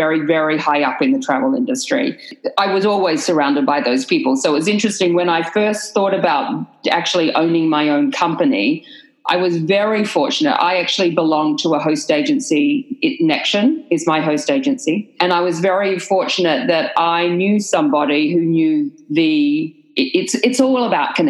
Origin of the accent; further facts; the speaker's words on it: Australia; moved away as an adult; now in United States; I moved from Australia on my husband's work visa